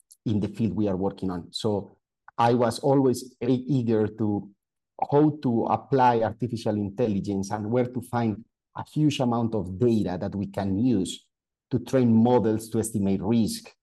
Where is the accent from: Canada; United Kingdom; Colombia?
Colombia; moved away as an adult; also born or lived in Italy / Netherlands / Belgium; Then I moved to my hometown, to work for an oil and gas company. So we were creating the full digital transformation of that oil and gas company, which is the largest one in Colombia.